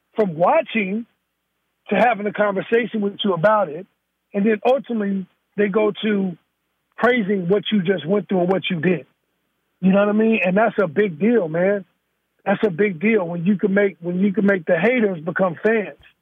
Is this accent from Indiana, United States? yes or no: yes; Gary, Indiana, United States; also born or lived in Chicago, Illinois; now in Northern California, United States; I'm raised in Gary, Indiana.